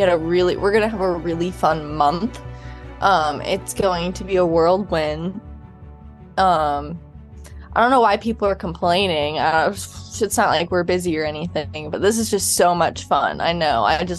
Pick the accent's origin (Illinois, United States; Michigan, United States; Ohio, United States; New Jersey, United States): Ohio, United States; Cleveland; I am from Cleveland. I went to the University of Cincinnati.